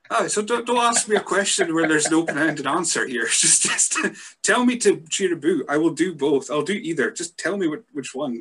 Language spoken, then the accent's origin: English; Scotland, United Kingdom; being a Scot myself